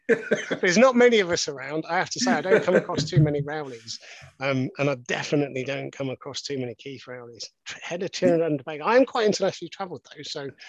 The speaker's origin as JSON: {"language": "English", "town": "Lusaka", "region": "Lusaka Province", "country": "Zambia", "tie": "born there", "said": "Well, I was born in Africa, actually. So if you want to go back to when I was first, I was actually born in Zambia, in Lusaka."}